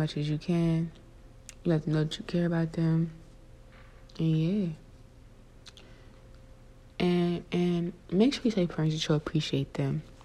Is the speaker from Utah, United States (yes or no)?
no; South Carolina, United States; I grew up in South Carolina